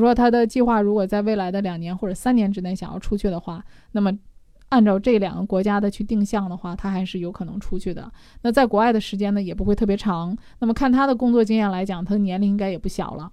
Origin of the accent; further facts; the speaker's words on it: China; 我们中国人